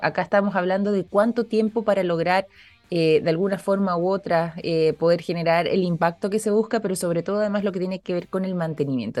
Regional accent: Chile; nosotros también como chilenos

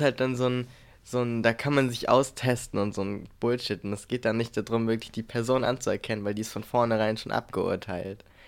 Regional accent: a village in the middle of Brandenburg, Germany; moved away; da, wo ich aufgewachsen bin, die meiste Zeit meines Lebens. Das heißt dann also so ein Dorf mitten in Brandenburg

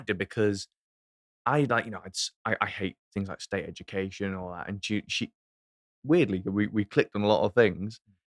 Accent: England, United Kingdom; As an Englishman

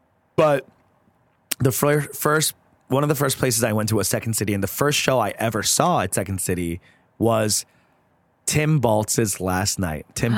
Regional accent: New York, United States; also born or lived in San Francisco / Ann Arbor; now in Chicago, United States; Because I'm from New York.

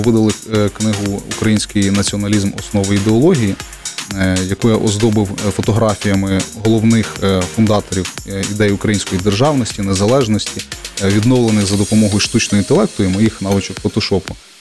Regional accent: Kryvyi Rih, Dnipropetrovsk Oblast, Ukraine; also born or lived in Zhovti Vody; я з Кривого Рогу

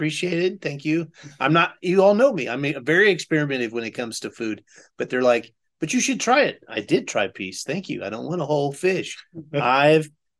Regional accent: southeastern Oklahoma, United States; I'm from southeastern Oklahoma

